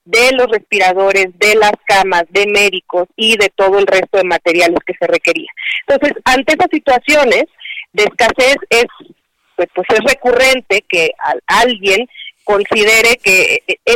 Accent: Mexico; somos los únicos mexicanos que estamos

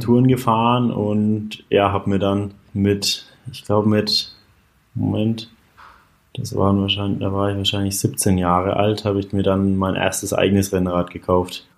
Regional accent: a few kilometres from Altenkunstadt, Bavaria, Germany; also born or lived in Bayreuth; in Altenkunststadt. Auch nur ja, wenige Kilometer von meinem Heimatort entfernt

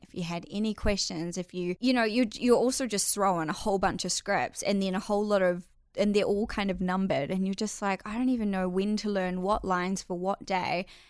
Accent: Whangamata, Waikato, New Zealand; moved away as an adult; I actually grew up in a little coastal town on the Coromandel called Whangamata

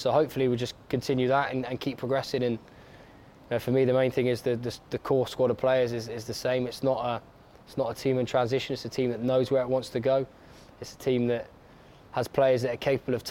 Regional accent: Bath, South West England, United Kingdom; my hometown club

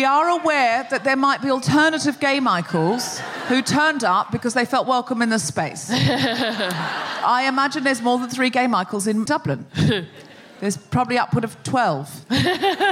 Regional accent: Australia; I'm Australian

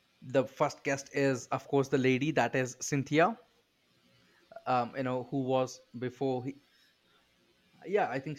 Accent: India; I am tired of waking up early as an Indian

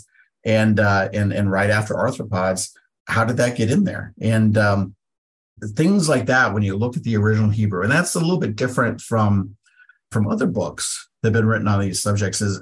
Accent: Pacific Northwest, United States; I'm from the Pacific Northwest.

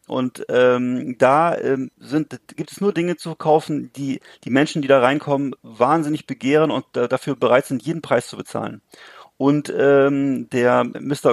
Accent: Bremerhaven, Bremen, Germany; in 70er, 80er Jahren, wo ich groß geworden bin, nichts mehr zu tun, weißt du, wo es bei mhm. uns in Bremerhaven

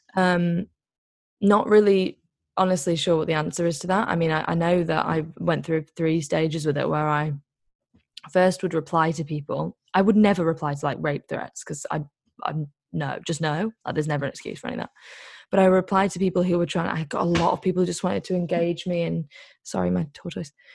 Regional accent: Liverpool, North West England, United Kingdom; also born or lived in Greece; I'm actually from Liverpool

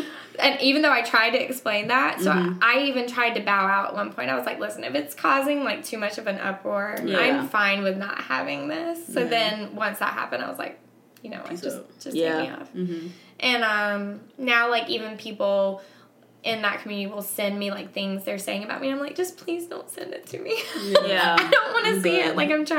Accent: the South, United States; even though I was raised in the South, my dad was atheist.

